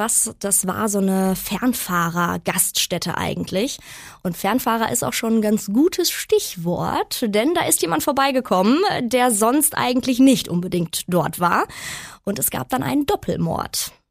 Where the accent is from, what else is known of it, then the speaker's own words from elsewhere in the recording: Unna, North Rhine-Westphalia, Germany; das so meine Heimat, meine Hut ist